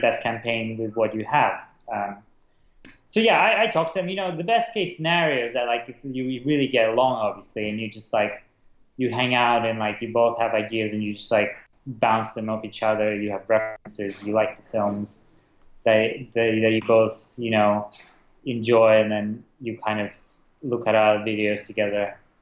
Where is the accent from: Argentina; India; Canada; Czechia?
Czechia; Prague; moved away as an adult; also born or lived in Russia / London; I was born in Russia as a kid um, I moved to Prague, um, and that's where I kind of grew up, Prague, Czech Republic.